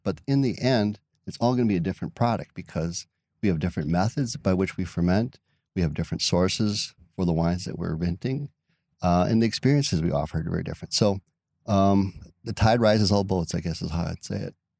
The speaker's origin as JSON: {"language": "English", "town": "De Pere", "region": "Wisconsin", "country": "United States", "tie": "born or raised there", "also_born_or_lived": "Green Bay / Kewaunee County", "lives_now": "Door County, United States", "said": "I grew up in DePere"}